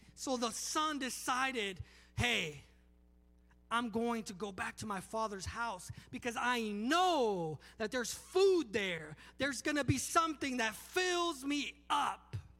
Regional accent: Palmdale, California, United States; moved away as an adult; also born or lived in Los Angeles, California; now in Alabama, United States; I'm from Los Angeles, California, uh, Palmdale, California

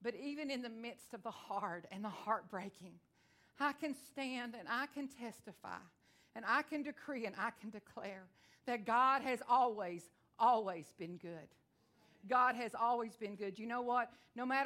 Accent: Texas, United States; I am from Texas. I talk real fast

